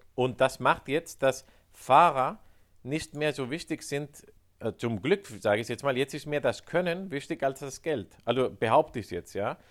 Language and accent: German; Spain; Ich sage als Spanier